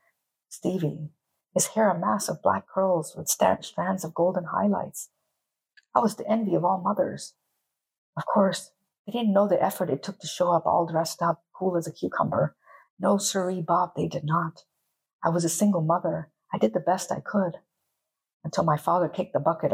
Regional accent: Panama; first language English; also born or lived in United States; my parents were immigrants, so they came from India, and I was born in Panama

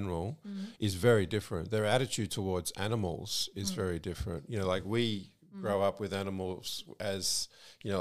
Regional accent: Australia; moved away as an adult; now in Malaysia; what environments we grew up in. I obviously in Australia

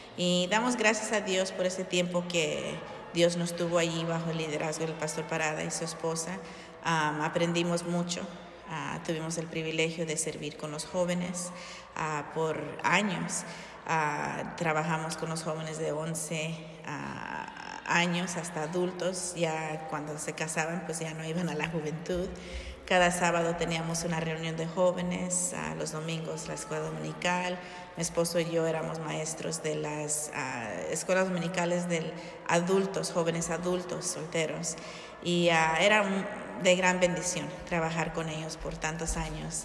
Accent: Long Beach, California, United States; moved away as an adult; now in Hammond, Indiana, United States; nosotros originalmente somos de California

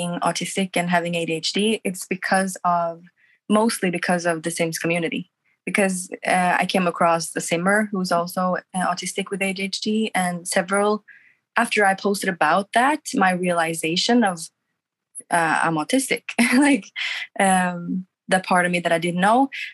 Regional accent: Norway; also born or lived in Sweden; I'm from Norway. I've been living in Sweden for the past 4 years, but I'm back in Norway now

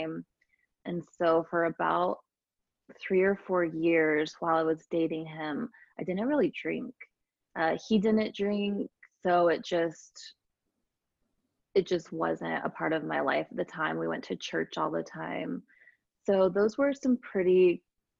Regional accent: Escondido, California, United States; moved away as an adult; also born or lived in Orange County, California / Sedona, Arizona / Atlanta, Georgia; now in Utah, United States; I'm from California originally, it's called Escondido, California, which is Southern California, and grew up there

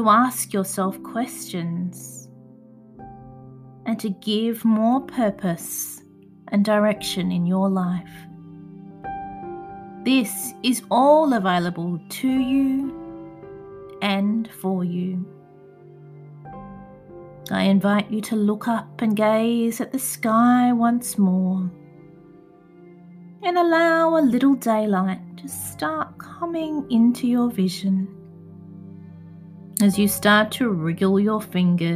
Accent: Adelaide, South Australia, Australia; my hometown of Adelaide, South Australia

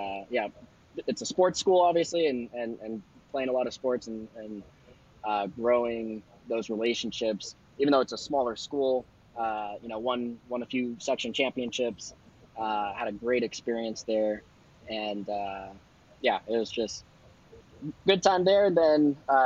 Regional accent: Wilton, California, United States; I grew up mainly growing up in Wilton, a small country town next to Elk Grove

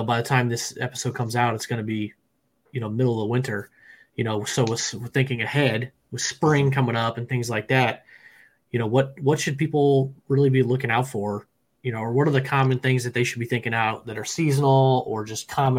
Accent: Midwest, United States; I'm from the Midwest

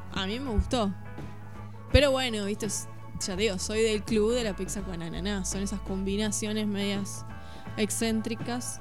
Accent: Mercedes, Buenos Aires Province, Argentina; now in Suipacha, Argentina; yo que soy de Mercedes

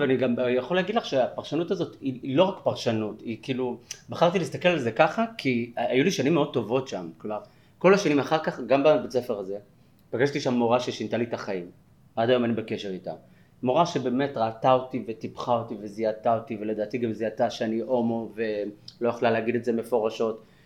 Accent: Bat Yam, Tel Aviv District, Israel; also born or lived in Jaffa; now in Tel Aviv, Israel; גדלתי ביפו, אה, נולדתי ביפו וגדלתי בבת ים

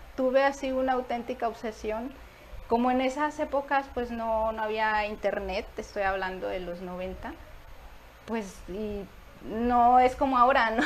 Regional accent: Tantoyuca, Veracruz, Mexico; born or raised there; also born or lived in Tamaulipas; now in Nuevo León, Mexico

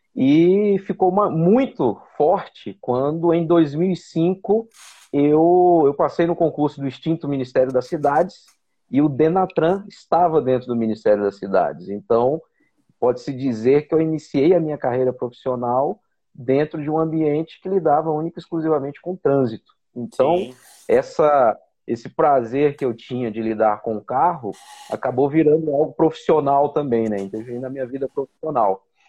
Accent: Brasília, Federal District, Brazil; eu sou de Brasília, estou em Brasília, sempre morei em Brasília

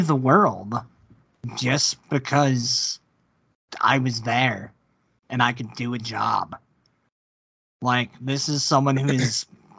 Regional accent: United States; we're American men

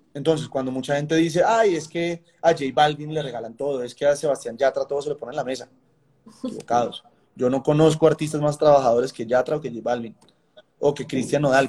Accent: Colombia

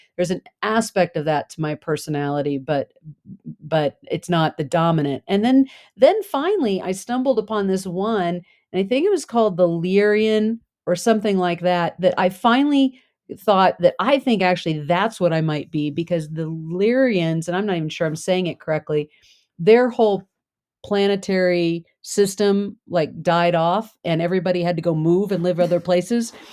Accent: United States; also born or lived in Germany; I'm from the United States

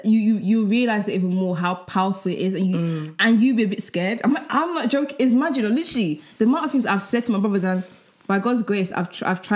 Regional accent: Nigeria; first language English; moved away; in Nigeria we speak English

